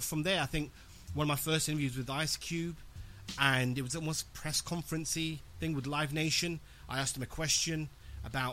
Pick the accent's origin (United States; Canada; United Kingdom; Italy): United Kingdom; London; born and raised in West London